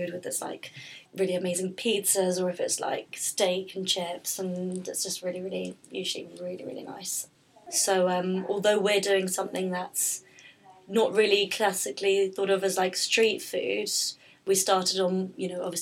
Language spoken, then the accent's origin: English; London, United Kingdom; I'm from London